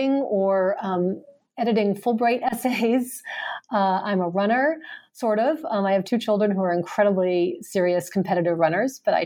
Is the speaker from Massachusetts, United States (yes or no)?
yes; Boston, Massachusetts, United States; moved away as an adult; now in Ohio, United States; I was born in Boston and grew up in the suburbs just west of the city